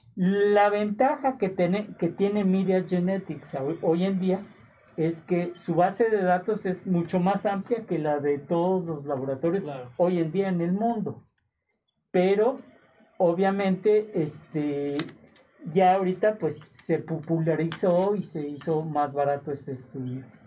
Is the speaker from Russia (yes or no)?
no; Mexico